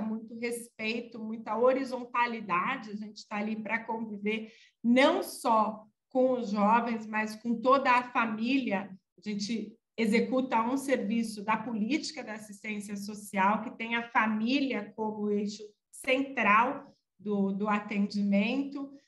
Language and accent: Portuguese; São Bernardo do Campo, São Paulo, Brazil; also born or lived in Ubatuba; Eu nasci em 78, é, em São Bernardo do Campo, então acompanhei muito greve geral e tudo isso